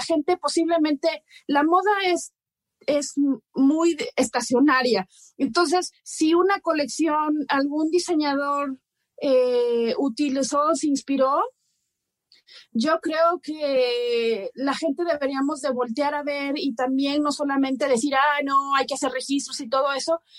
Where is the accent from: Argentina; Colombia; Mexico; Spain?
Mexico; Oaxaca; yo soy de Oaxaca